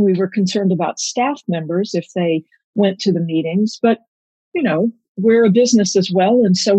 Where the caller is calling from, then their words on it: Washington, District of Columbia, United States; I'm calling from my kitchen in my condo in the DuPont Circle area. On a normal day, I walk to work. It's pretty nice, very close to the White House